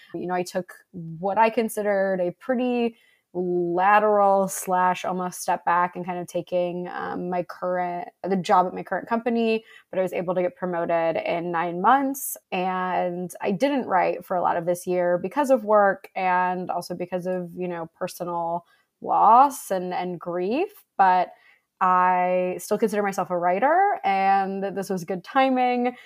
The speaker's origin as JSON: {"language": "English", "town": "Buffalo", "region": "New York", "country": "United States", "tie": "born or raised there", "also_born_or_lived": "Bay Area", "moved": "as an adult", "said": "I'm from Buffalo, New York"}